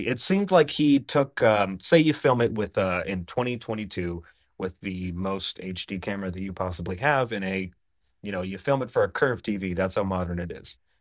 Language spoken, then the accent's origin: English; Menominee, Michigan, United States; I grew up in the Upper Peninsula of Michigan in a place called Menominee, Michigan